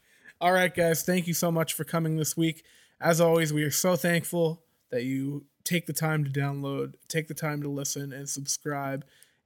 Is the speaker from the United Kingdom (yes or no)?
no; Canada; I'm from Canada.